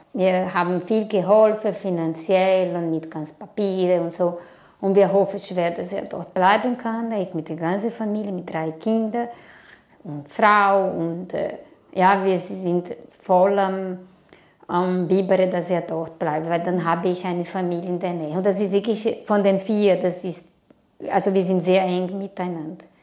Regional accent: Brazil; German is a second language; now in Switzerland; Ich komme aus Brasilien und bin ich seit 24 Jahren hier.

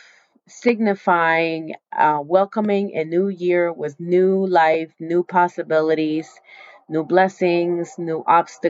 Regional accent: Colombia; now in United States; I am from South America. I was born in the Amazon of South America, Colombia.

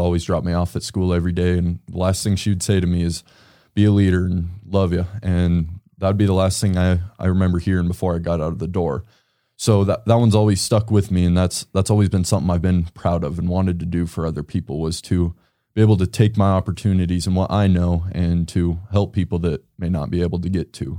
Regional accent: Casper, Wyoming, United States; I grew up in Casper. I've lived in Casper my whole life

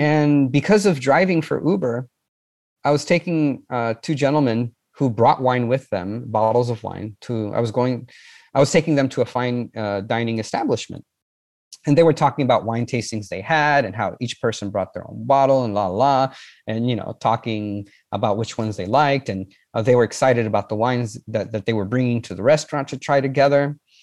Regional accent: San Diego, California, United States; moved away as an adult; also born or lived in Rome; I'm from San Diego

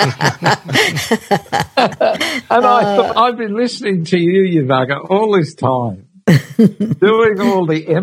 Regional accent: Sydney, New South Wales, Australia; also born or lived in England; I grew up really in St. Mary's in Western Sydney, really. My parents, I came over from England when I was three

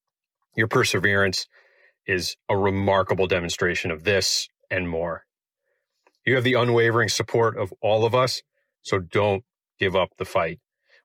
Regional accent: United States; from the United States.

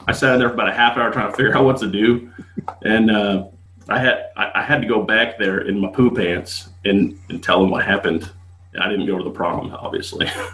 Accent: Las Vegas, Nevada, United States; I'm from Las Vegas.

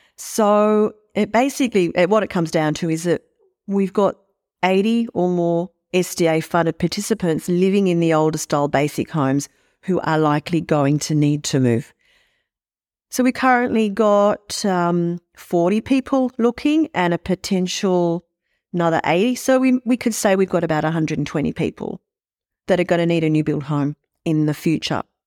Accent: Sydney, New South Wales, Australia; I grew up in Sydney

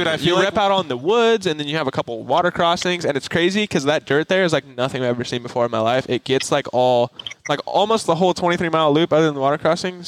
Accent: California, United States; I'm from California. I'm not used to cold.

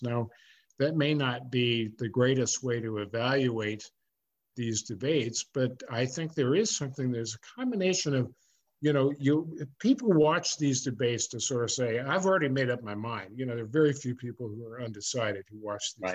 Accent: California, United States; I was growing up in California

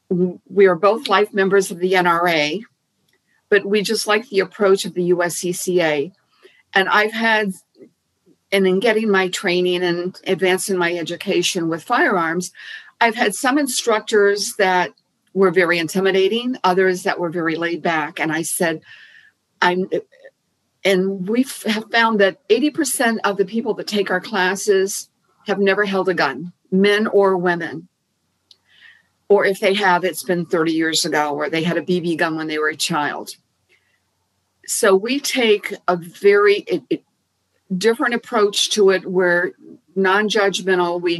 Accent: Key West, Florida, United States; growing up in Key West, there were no guns.

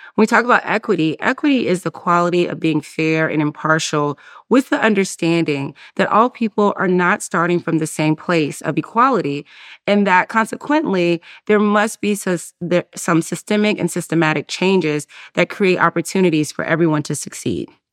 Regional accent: Durham, North Carolina, United States; moved away as an adult; also born or lived in Atlanta, Georgia; I grew up in Durham, North Carolina, uh, and though I don't live there anymore

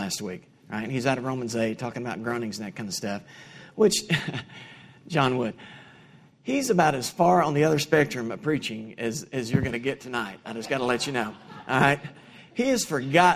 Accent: Kingston, Tennessee, United States; I grew up in Kingston, Tennessee. It's about 35 miles west of here

